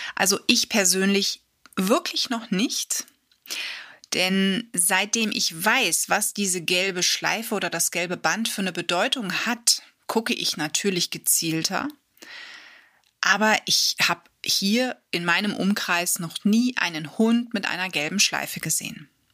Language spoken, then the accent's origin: German; Germany; bei uns in Deutschland